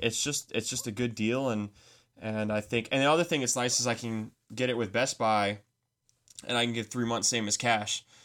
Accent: United States; As an American

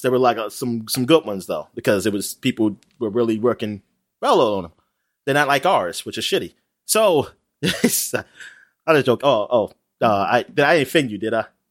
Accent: United States; I'm an American

